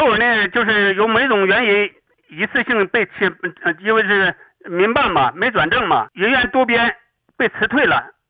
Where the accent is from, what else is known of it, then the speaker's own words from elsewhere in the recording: Northeast China, China; 我说我是东北人，